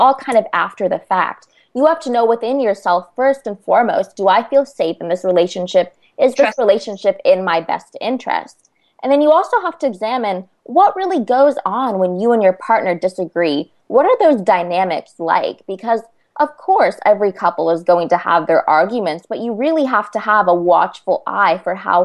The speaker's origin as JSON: {"language": "English", "region": "California", "country": "United States", "said": "I'm from California"}